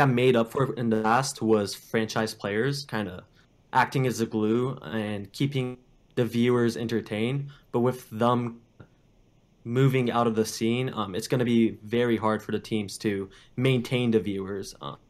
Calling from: California, United States

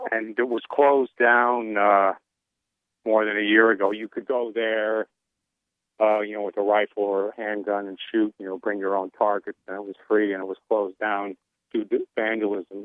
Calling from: Salina, Kansas, United States; I'm calling from Kansas. Uh, we out here in uh, Salina

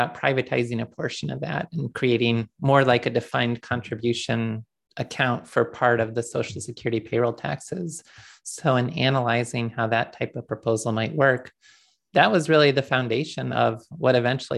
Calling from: Dallas, Texas, United States; I'm calling in from Dallas today. I moved here shortly before the pandemic began, mainly for business travel reasons

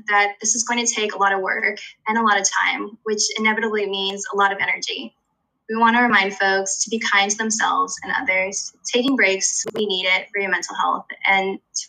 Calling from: Delaware, United States; I'm calling from Delaware.

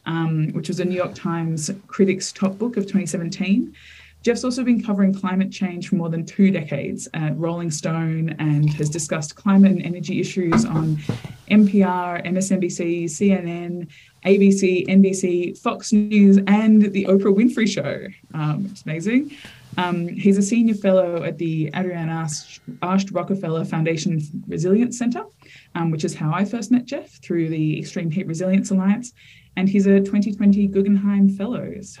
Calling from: Victoria, Australia; I'm joining from the lands of the Wurundjeri Woiwurrung people here in Nam.

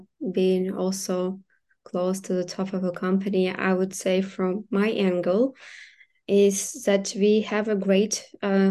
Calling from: Kyiv, Ukraine; So right now I'm speaking from Kyiv, but we have our team members from different cities.

